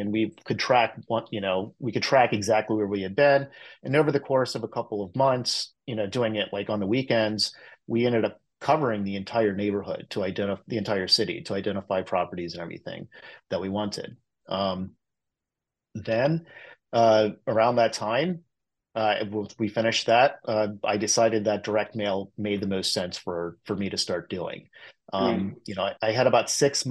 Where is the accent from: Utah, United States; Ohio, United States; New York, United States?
Ohio, United States; Cincinnati; moved away as an adult; now in San Francisco Bay Area, United States; I grew up in the Cincinnati area